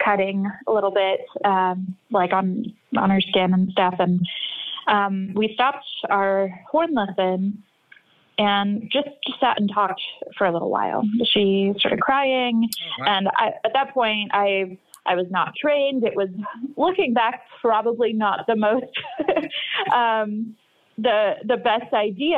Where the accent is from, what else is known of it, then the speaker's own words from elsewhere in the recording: North Texas, United States; I grew up in North Texas